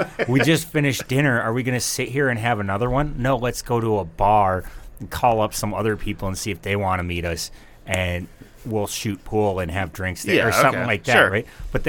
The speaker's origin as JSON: {"language": "English", "region": "North Dakota", "country": "United States", "said": "I'm from North Dakota"}